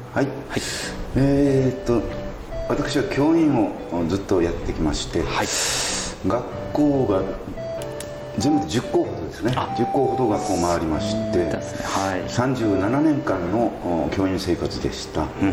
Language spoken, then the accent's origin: Japanese; Saikai, Nagasaki, Japan; also born or lived in Tsushima / Ōmura / Nagayo; 自分の生まれ故郷の大島にでも勤めました